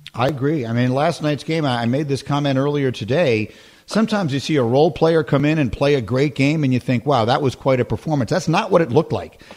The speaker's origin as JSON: {"language": "English", "town": "New York City", "region": "New York", "country": "United States", "tie": "born or raised there", "said": "I grew up in New York City. I grew up in, um, in Greenwich Village in the 1970s"}